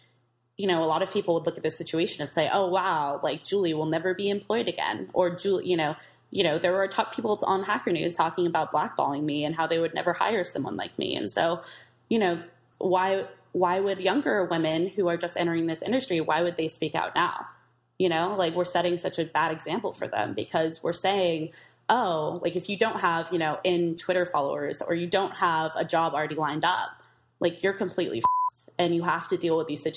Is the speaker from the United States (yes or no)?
yes; East Bay, California, United States; I grew up in the East Bay